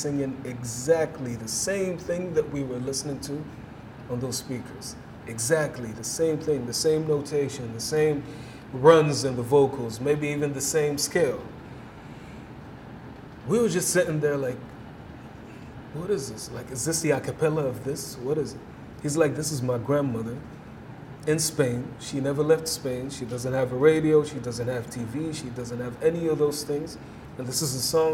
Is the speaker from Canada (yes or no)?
no; Saudi Arabia; I'm all the way from home in Saudi